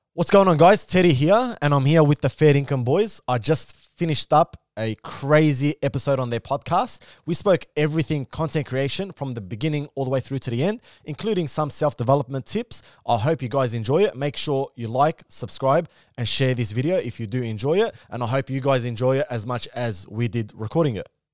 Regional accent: Melbourne, Victoria, Australia; I'm from Melbourne

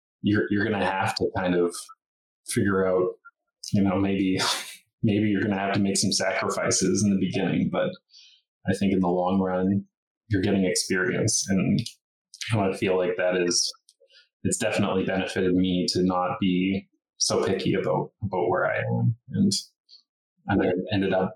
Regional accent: Logan Lake, British Columbia, Canada; also born or lived in Kamloops; now in Nelson, Canada; I also grew up in a very small town. So I come from Logan Lake, so town of 2,000.

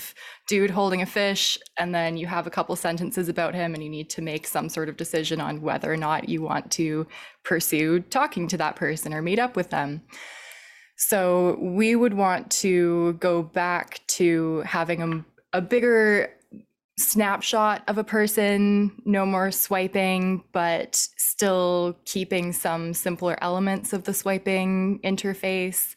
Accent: Vancouver, British Columbia, Canada; also born or lived in Montreal; now in Victoria, Canada; I am originally from Vancouver, lived in Montreal for a few years. Now I'm back on the West Coast

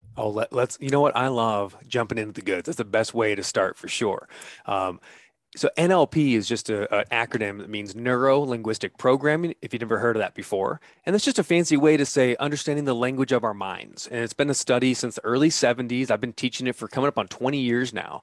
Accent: United States; I'm an American who's dead broke

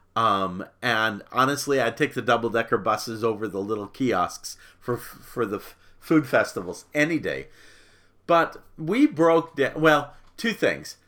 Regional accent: Arizona, United States; moved away as an adult; also born or lived in Little Rock / Dallas; now in Florida, United States; I was from Arizona

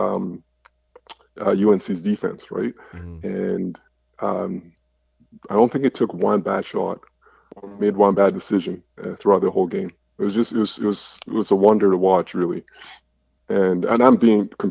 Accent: Montreal, Quebec, Canada; I grew up in Montreal, played high school ball, played at Abbott.

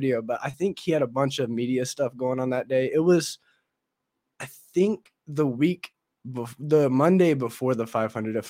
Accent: Anderson, Indiana, United States; I come from Anderson, Indiana, and hence the name Indie Boys. We're all from Indiana.

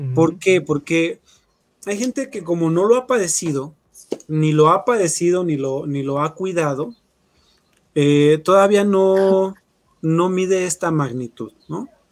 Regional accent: Mexico; somos mexicanos

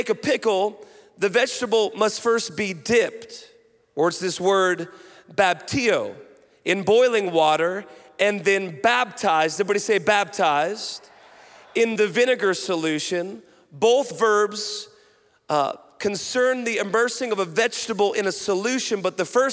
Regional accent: Washington, United States; moved away; I grew up on the West Coast, Washington State

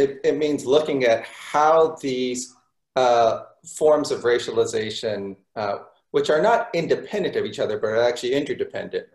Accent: Los Angeles, California, United States; I grew up in Los Angeles

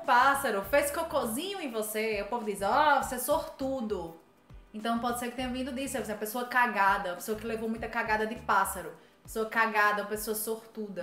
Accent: Northeast Region, Brazil; eu sou do Nordeste

